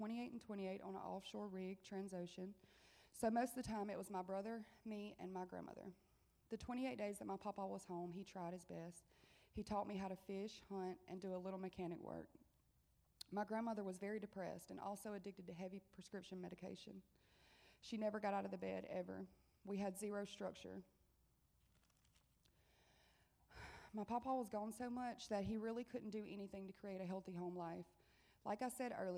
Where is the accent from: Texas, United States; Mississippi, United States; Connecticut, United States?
Mississippi, United States; Monticello; I'm 30 years old, and I'm from Monticello, Mississippi.